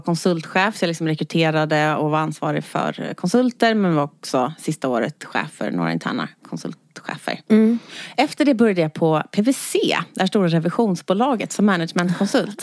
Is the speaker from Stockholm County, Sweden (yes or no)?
yes; Stockholm, Stockholm County, Sweden; jag är född och uppvuxen i Skärholmen